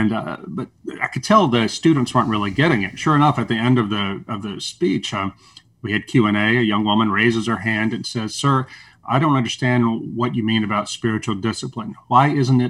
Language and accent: English; the South, United States; I'm a Southerner